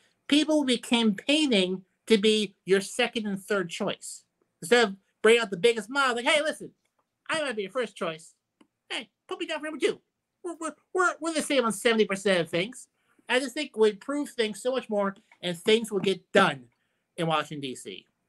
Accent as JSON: {"language": "English", "country": "Ireland", "said": "maybe because I'm biased because I'm Irish, is the Irish system."}